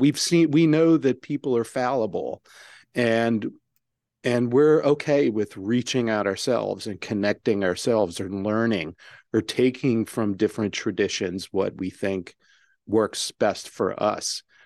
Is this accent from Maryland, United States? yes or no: yes; Maryland, United States; my home state of Maryland